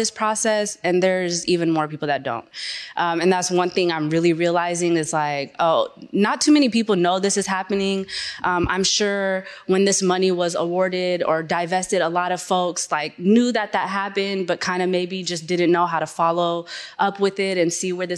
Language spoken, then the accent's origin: English; Seattle, Washington, United States; I'm from Seattle